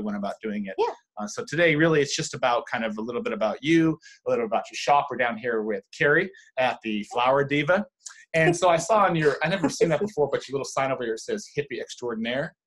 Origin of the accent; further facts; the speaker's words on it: California, United States; I grew up in California